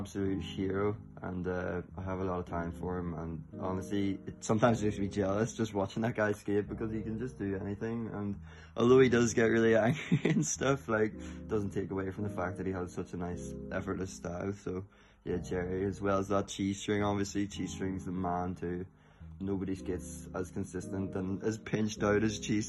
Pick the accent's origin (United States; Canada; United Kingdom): United Kingdom; Belfast, Northern Ireland; I live in Belfast